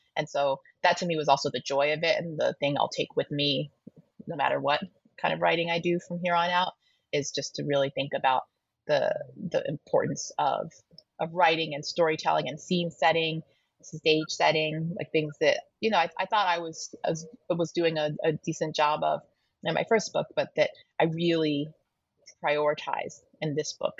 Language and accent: English; Colorado, United States; moved away; also born or lived in Toronto; my home state of colorado um, at this bookstore the tattered cover which is a bookstore i grew up loving